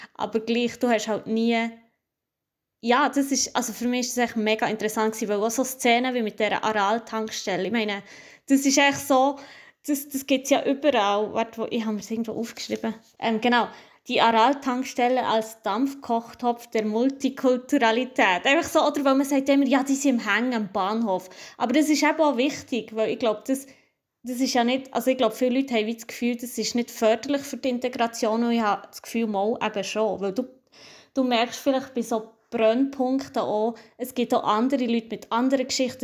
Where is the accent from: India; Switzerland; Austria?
Switzerland; dass ich hier bin geboren, aber halt Migrationshintergrund habe